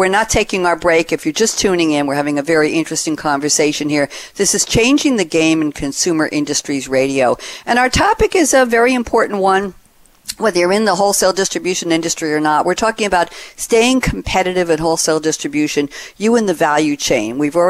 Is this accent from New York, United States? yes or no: yes; Douglaston, New York, United States; moved away as an adult; also born or lived in Great Neck, New York; now in Durham, United States; So I'm a Long Islander, and I was born in Douglaston and moved across the Queens Line into Nassau County after living around the country for 20 years in between.